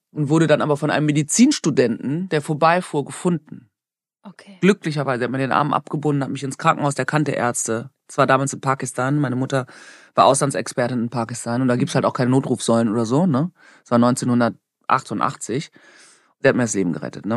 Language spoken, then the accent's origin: German; Germany; ich bin halt in Deutschland aufgewachsen.